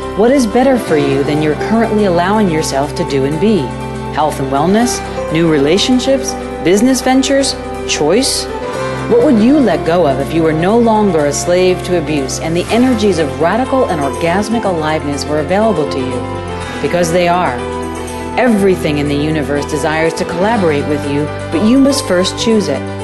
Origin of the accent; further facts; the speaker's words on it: New York, United States; also born or lived in California; now in Texas, United States; I come from California originally from New York, but I lived in California for 20 something years and now have relocated to Texas